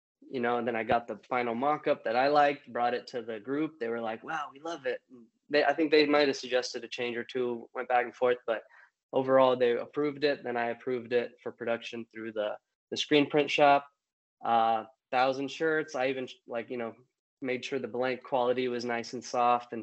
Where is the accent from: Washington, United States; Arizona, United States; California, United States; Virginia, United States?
California, United States; born and raised in California